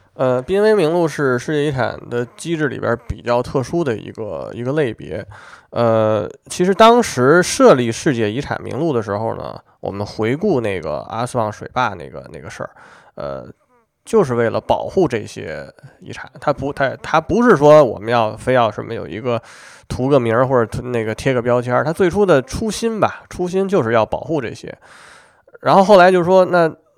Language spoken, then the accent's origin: Chinese; China; 我们中国人